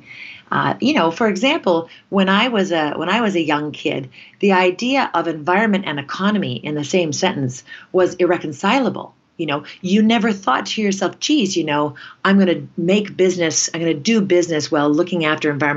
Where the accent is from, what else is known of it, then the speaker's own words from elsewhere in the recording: Canada; in our culture as Canadians